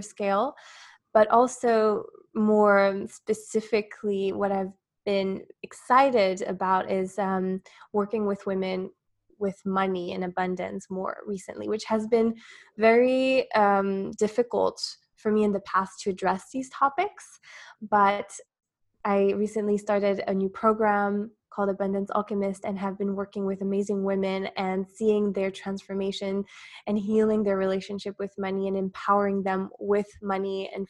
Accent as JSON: {"language": "English", "country": "Switzerland", "tie": "born or raised there", "moved": "as an adult", "lives_now": "Dubai, United Arab Emirates", "said": "I'm from Switzerland. So I grew up most of my life there, and I'm now based in Dubai"}